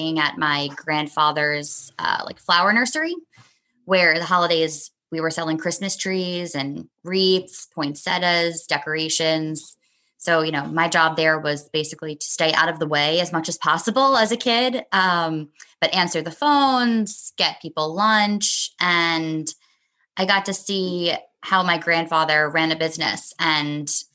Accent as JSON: {"language": "English", "town": "New York City", "region": "New York", "country": "United States", "tie": "born or raised there", "said": "growing up in Brooklyn, Manhattan's our backyard."}